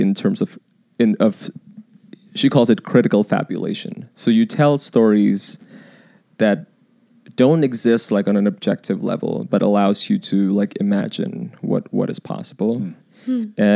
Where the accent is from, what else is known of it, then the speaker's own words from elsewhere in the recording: Indonesia; moved away; I was born in Indonesia